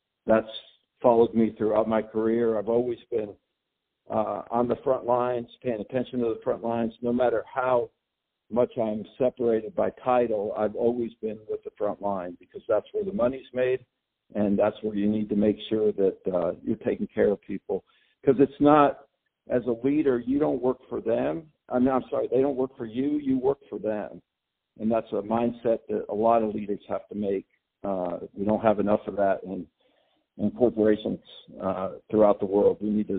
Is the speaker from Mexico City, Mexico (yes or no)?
yes; Mexico City, Mexico; I was born in Mexico City of U.S. parents and lived there for about 20 years. Hablo español perfectamente, and also a little bit of English.